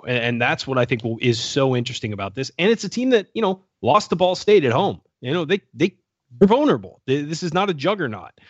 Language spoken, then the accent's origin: English; California, United States; moved away; also born or lived in Indiana / Milwaukee; I grew up in California.